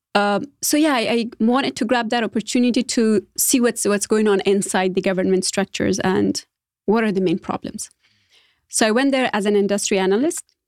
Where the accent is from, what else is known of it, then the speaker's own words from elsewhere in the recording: Afghanistan; English is a second language; moved away as an adult; now in United States; I consider myself privileged enough to be able to live different lifestyles in Afghanistan, all the way from village to couple's lifestyle as a modern woman.